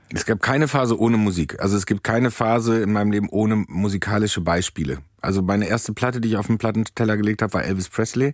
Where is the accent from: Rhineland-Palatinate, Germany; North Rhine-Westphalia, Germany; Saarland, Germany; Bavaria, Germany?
North Rhine-Westphalia, Germany; Soest; moved away; Soest ist quasi das Las Vegas von Deutschland, ja. direkt am Möhnesee